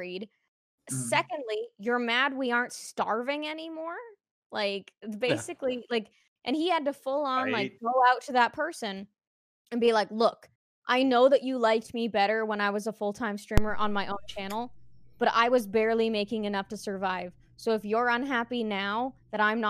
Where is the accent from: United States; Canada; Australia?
Canada; I'm Canadian